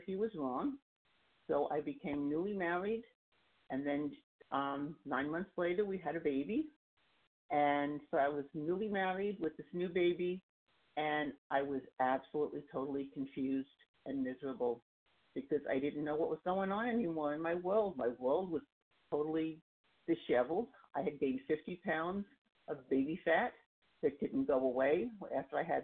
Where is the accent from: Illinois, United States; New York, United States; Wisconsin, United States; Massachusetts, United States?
New York, United States; New York City; also born or lived in Long Island, New York; I come from Long Island, New York. I grew up in Queens, and I keep moving further east as I get older